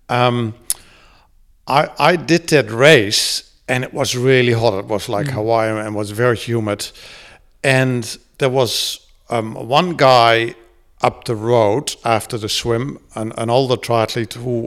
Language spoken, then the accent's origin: English; Netherlands; first language Dutch; English is a second language; moved away as an adult; now in New Zealand; growing up in Holland, you know, around the 60s and 70s